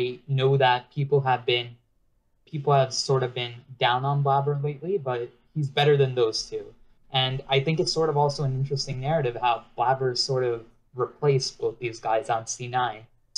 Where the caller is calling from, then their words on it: New York, United States; Oh, I'm calling from New York.